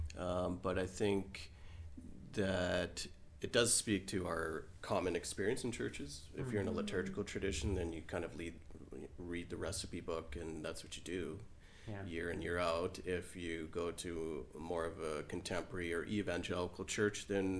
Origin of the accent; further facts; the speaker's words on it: Trinidad & Tobago; now in Alberta, Canada; culturally I was born in Trinidad, and so I have this Caribbean flair with me